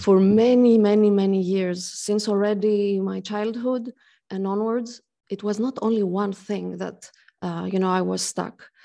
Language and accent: English; Greece; now in Switzerland; I come from Greece. I'm half Greek, half French, and I live in Switzerland